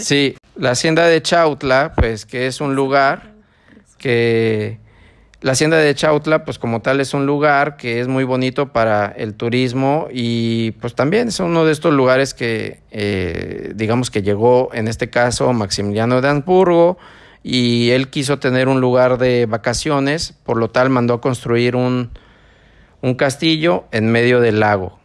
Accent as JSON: {"language": "Spanish", "town": "San Martín Texmelucan", "region": "Puebla", "country": "Mexico", "moved": "yes", "lives_now": "Ecuador", "said": "donde yo soy, que es San Martín"}